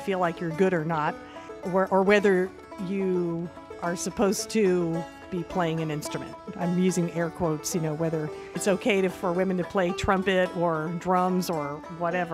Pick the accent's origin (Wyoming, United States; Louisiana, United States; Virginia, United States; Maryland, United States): Maryland, United States; Baltimore; moved away as an adult; also born or lived in North Carolina / Kentucky; I grew up in the Baltimore, Washington area